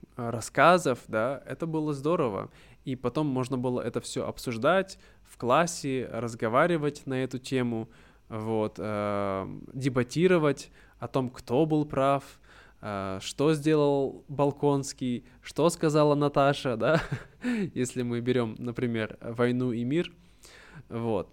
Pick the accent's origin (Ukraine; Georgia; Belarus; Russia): Russia; Irkutsk, Irkutsk Oblast; moved away; в моем случае я был из Иркутска, из Сибири, и на этом предмете, на уроках этого предмета нас учили истории Иркутской области